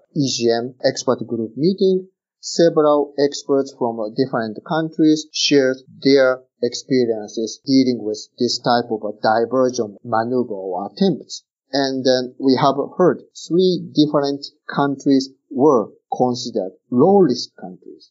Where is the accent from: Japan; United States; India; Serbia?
Japan; my home country, Japan